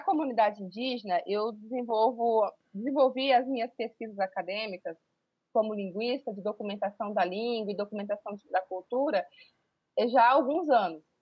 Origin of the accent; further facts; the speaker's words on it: Pantanal, Brazil; eu sou aqui do Pantanal, e sou uma, uma professora que desde muito cedo sonhou com, em ser professora